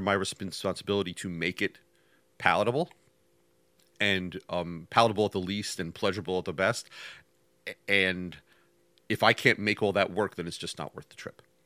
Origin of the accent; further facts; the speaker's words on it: New York, United States; I grew up in New York